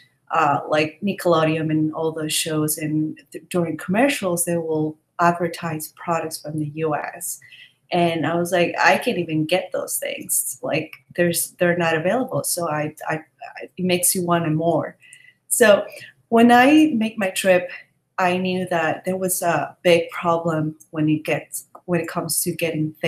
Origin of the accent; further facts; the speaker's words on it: Ecuador; I'm from Ecuador